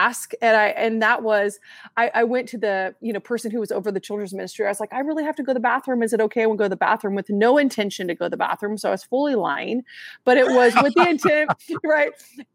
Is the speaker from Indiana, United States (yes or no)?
no; Southern Oregon, United States; I'm born and raised in Oregon, Southern Oregon